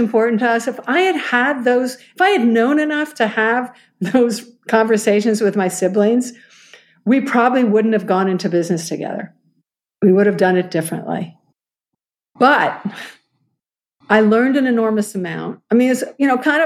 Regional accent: United States; also born or lived in New York / Boston; now in Seattle, United States; I'm an American

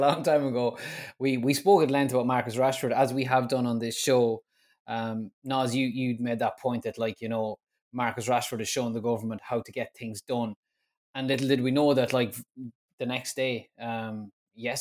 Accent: Manchester, North West England, United Kingdom; as a Mancunian

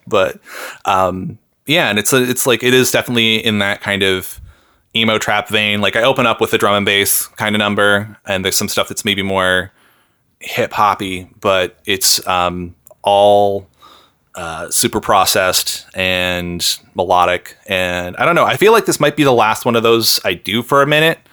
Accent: Seattle, Washington, United States; moved away as an adult; now in Canada; I grew up in Seattle.

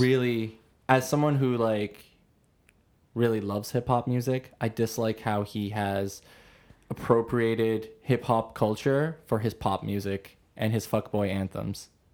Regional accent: Toronto, Ontario, Canada

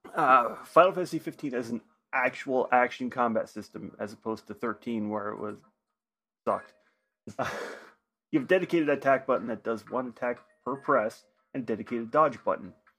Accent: Oregon, United States; I grew up in Oregon

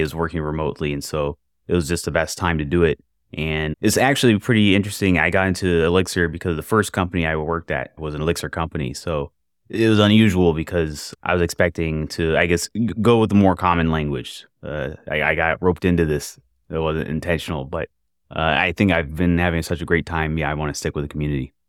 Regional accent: Jacksonville, Florida, United States; I am from Jacksonville, Florida, software developer

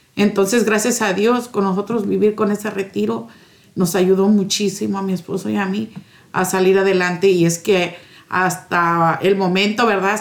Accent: Morelos, Mexico; moved away as an adult; also born or lived in Minneapolis; now in Schuyler, United States; Soy de Morelos, México

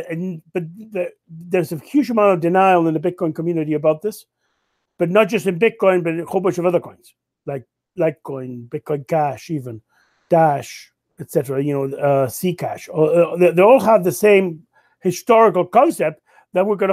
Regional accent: Canada; as a Canadian

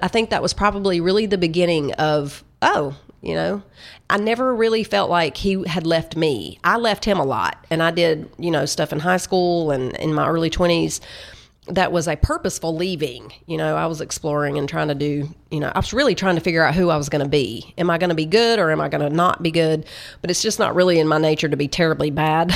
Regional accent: Tennessee, United States; I'm from Tennessee

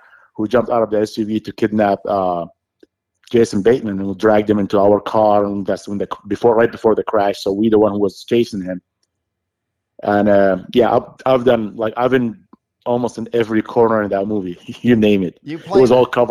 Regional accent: Saudi Arabia; English is a second language; moved away; I grew up in Saudi Arabia

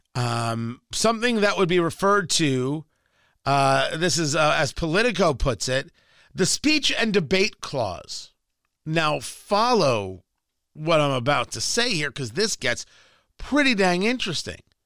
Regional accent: Middletown, New Jersey, United States; growing up in Jersey, like, I know exactly where that Dunkin' Donut is. I kn-, in Middletown, New Jersey

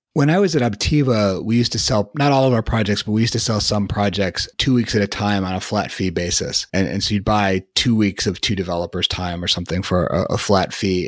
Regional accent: Chicago, Illinois, United States; moved away as an adult; also born or lived in Boston; I grew up in Chicago, but I lived in Boston for a while and had just moved back to Chicago at that point

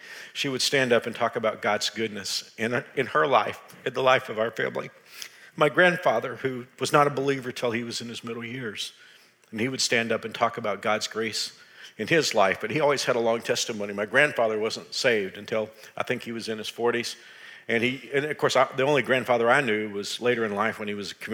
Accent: Texas, United States; When I was a kid growing up in Texas

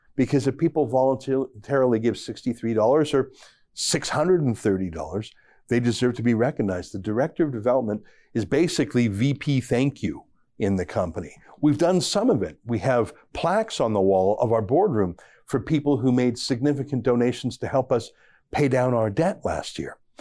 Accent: Canada; being a Canadian conservative

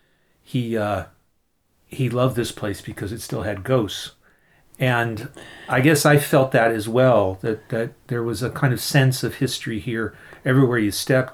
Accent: Philadelphia, Pennsylvania, United States; I'm from the Philadelphia area. I've taught at Swarthmore College, just outside of Philadelphia, for over 30 years now.

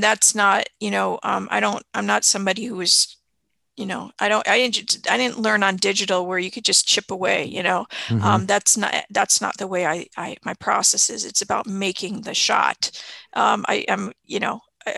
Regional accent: Chicago, Illinois, United States; also born or lived in Miami; I moved from Miami to Chicago when I was six

